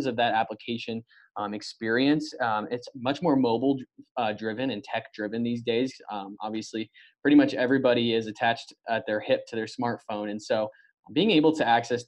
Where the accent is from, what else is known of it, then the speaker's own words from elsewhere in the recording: Colorado, United States; Growing up in Colorado my whole life, grew up actually going to CU games.